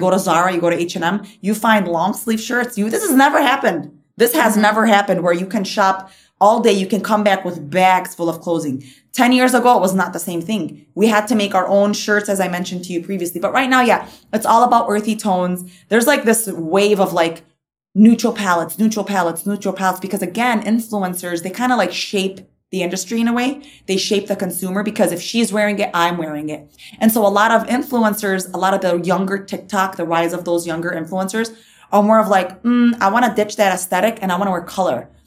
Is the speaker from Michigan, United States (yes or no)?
yes; Dearborn, Michigan, United States; Dearborn's where I kind of grew up